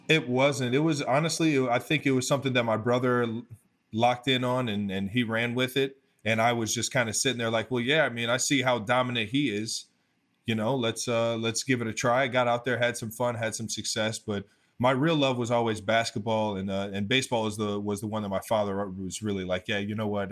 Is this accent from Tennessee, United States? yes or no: no; Cleveland Heights, Ohio, United States; also born or lived in North Ridgeville, Ohio; I come from Northeast Ohio, Cleveland, Ohio. Um, Cleveland Heights to be specific.